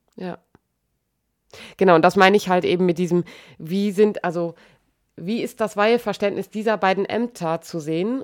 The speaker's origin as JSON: {"language": "German", "country": "Germany", "said": "bei uns in Deutschland"}